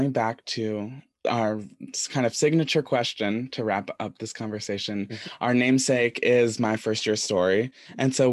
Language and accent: English; Westport, Connecticut, United States; I come from Westport, where there's a lot of people who are very similar to me.